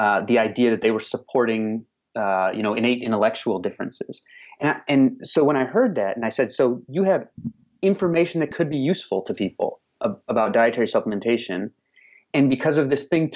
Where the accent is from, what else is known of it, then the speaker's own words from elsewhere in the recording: outside of Chicago, Illinois, United States; I grew up outside of Chicago